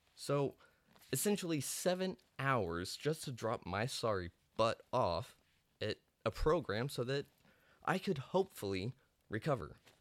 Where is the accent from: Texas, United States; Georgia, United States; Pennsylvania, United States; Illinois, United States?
Texas, United States; Amarillo; moved away as an adult; also born or lived in South Dallas; I'm actually from Amarillo, Texas, a little panhandle boy